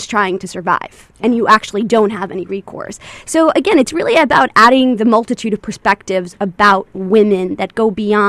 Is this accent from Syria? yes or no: no; Honduras; now in United States; I was born in Honduras